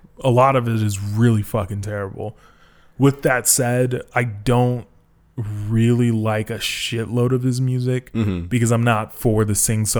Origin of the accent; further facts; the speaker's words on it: Boston, Massachusetts, United States; A story came out in my hometown of Boston.